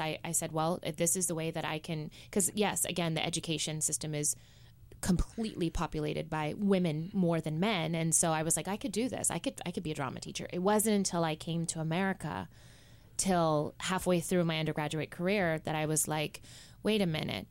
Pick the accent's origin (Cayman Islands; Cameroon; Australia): Cayman Islands; moved away; I'm originally from the Cayman Islands